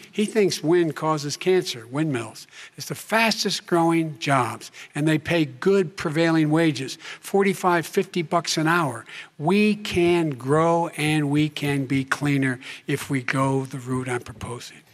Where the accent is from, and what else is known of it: Claymont, Delaware, United States; born or raised there; also born or lived in Scranton, Pennsylvania